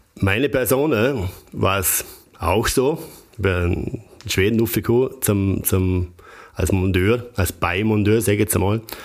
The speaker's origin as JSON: {"language": "German", "area": "Bregenzerwald", "region": "Vorarlberg", "country": "Austria", "said": "für mich als, als Bregenzer Wälder"}